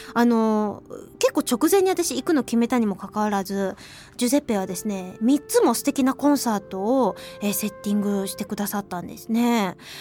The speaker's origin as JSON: {"language": "Japanese", "region": "Hiroshima", "country": "Japan", "tie": "born or raised there", "moved": "yes", "lives_now": "Tokyo, Japan", "said": "あの私広島出身なんですねそれでまあ西側で生まれ育ったわけなんですけれども"}